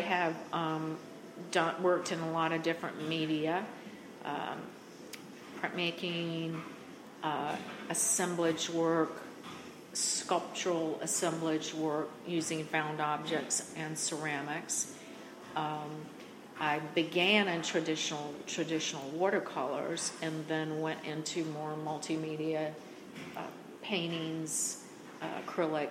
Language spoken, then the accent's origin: English; North Carolina, United States; I grew up in North Carolina with a family that both families came from farming families